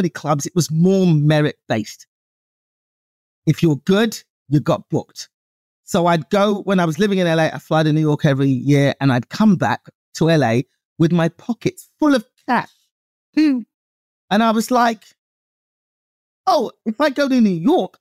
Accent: England, United Kingdom; moved away as an adult; now in United States; I'm a comedian from England.

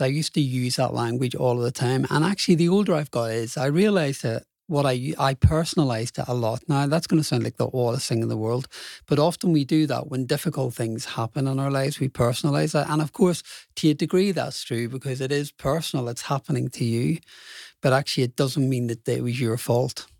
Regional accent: Belfast, Northern Ireland, United Kingdom; so I grew up in Belfast, Irish working class family

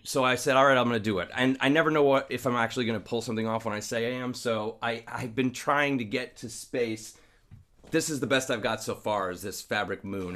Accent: Long Island, New York, United States; I'm from Long Island

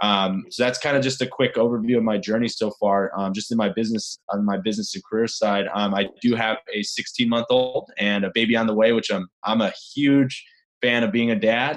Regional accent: Chicago, Illinois, United States; I grew up actually in Chicago. I'm actually a Midwesterner

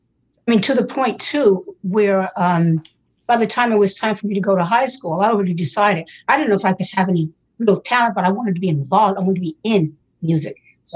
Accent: New York City, New York, United States; now in West New York, United States; I was born in New York

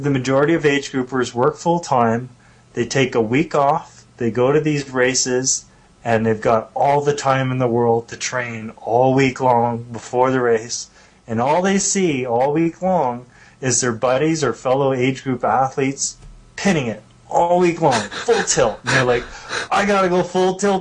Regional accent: Canada; being a Canadian

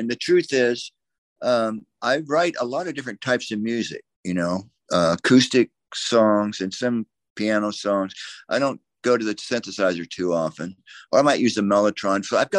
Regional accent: Florida, United States; I grew up in Florida, you know, as Tom did.

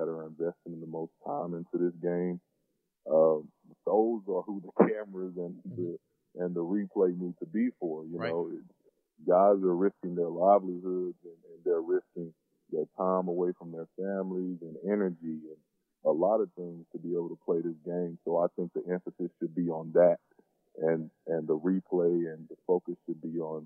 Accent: Suwanee, Georgia, United States; moved away; I grew up in Atlanta

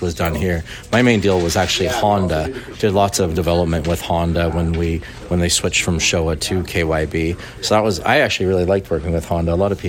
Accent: Saskatchewan, Canada; accent: Canadian; moved away as an adult; now in Lake Elsinore, United States; Canada originally

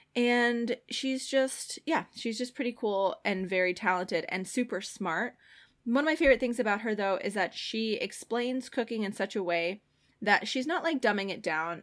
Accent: Ireland; I'm Irish

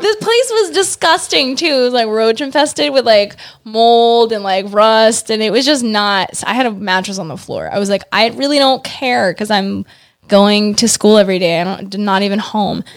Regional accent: New York City, New York, United States; moved away as an adult; now in Los Angeles, United States; I'm from Queens

